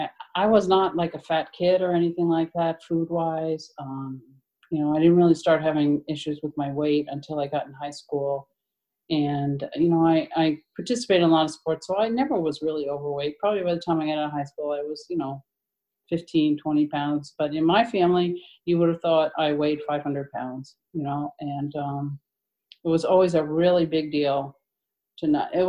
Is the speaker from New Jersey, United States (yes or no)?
yes; New Jersey, United States; now in Portland, United States; I'm from Portland, Maine. I live in Portland now. I've been there a while, 20 years, and I'm originally from New Jersey.